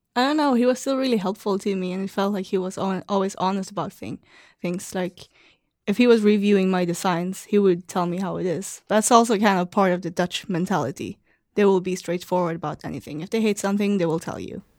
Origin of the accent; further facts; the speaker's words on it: Malmö, Skåne, Sweden; moved away as an adult; also born or lived in Amsterdam, Netherlands; now in San Francisco, United States; So I'm from Malmö, and it's right over the bridge from Copenhagen.